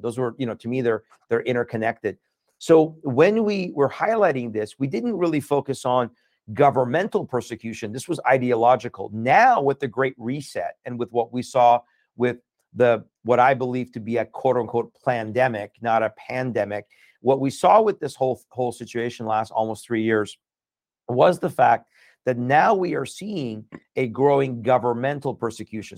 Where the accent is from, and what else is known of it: United States; born or raised there; also born or lived in Iran